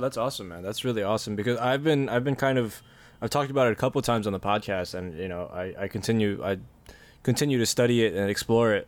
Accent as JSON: {"language": "English", "region": "New Jersey", "country": "United States", "tie": "born or raised there", "also_born_or_lived": "New York City", "moved": "as an adult", "lives_now": "Philippines", "said": "I grew up in Jersey"}